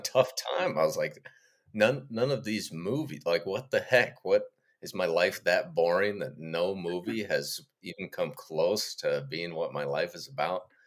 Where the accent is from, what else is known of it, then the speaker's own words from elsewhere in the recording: Ohio, United States; Me growing up in Ohio